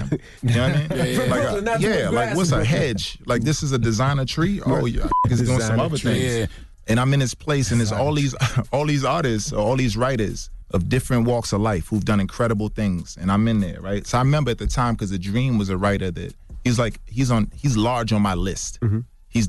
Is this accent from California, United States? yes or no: no; Brooklyn, New York, United States; Yeah, I'm from East New York, more specifically, right?